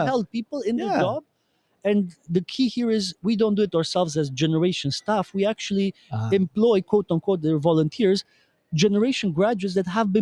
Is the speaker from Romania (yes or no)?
yes; Romania; now in Brussels, Belgium; in Romania, my home country, because I'm originally from Romania